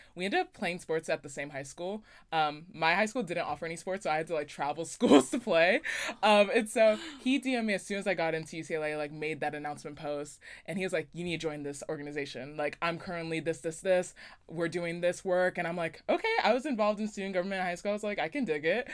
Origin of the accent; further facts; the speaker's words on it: Las Vegas, Nevada, United States; moved away; I'm originally from Las Vegas, Nevada